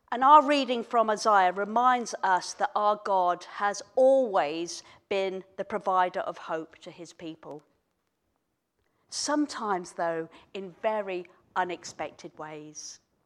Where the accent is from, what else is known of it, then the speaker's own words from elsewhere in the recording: Kenya; moved away; I was born in Kenya, um, many, many years ago